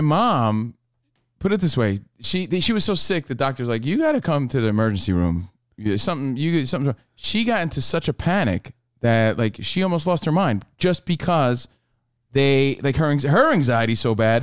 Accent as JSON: {"language": "English", "town": "Union", "region": "New Jersey", "country": "United States", "tie": "born or raised there", "moved": "yes", "said": "my hometown of Union, New Jersey"}